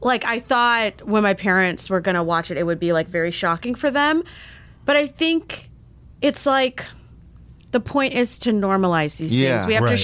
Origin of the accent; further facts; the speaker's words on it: Vero Beach, Florida, United States; moved away; I grew up in Vero Beach, which is this tiny little town on the East Coast. It's like half super rich white people, half migrant population